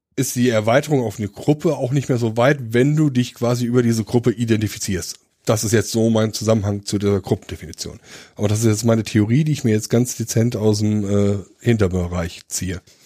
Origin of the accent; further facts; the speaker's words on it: Dillenburg, Hesse, Germany; also born or lived in Donsbach; ich komme aus Dillenburg